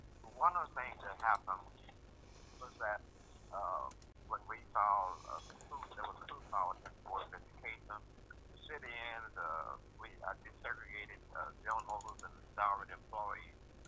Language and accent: English; the South, Arkansas, United States; now in Kansas City, United States; growing up in the South and in the segregation